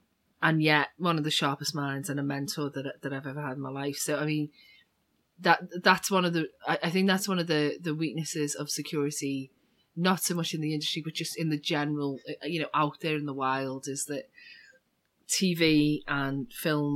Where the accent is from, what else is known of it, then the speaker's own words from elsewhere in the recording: Liverpool, North West England, United Kingdom; I'm from Liverpool in the UK, and we're famous for two things in Liverpool